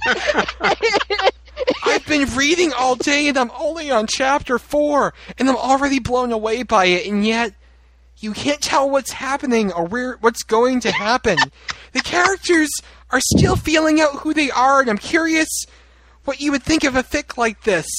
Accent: North Shore, Massachusetts, United States; I'm from the North Shore

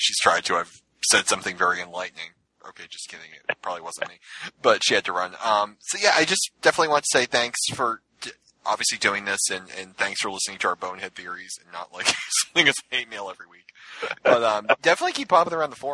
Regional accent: New England, United States; I'm from New England.

